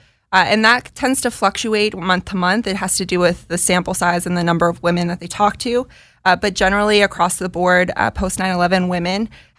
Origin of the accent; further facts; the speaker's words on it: Philadelphia, Pennsylvania, United States; We are both from Philly, so